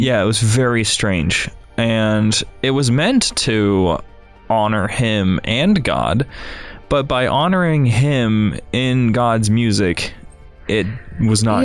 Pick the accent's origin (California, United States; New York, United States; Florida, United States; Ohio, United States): Ohio, United States; now in Chicago, United States; I'm from Ohio, you have to drive twenty minutes to get to the nearest church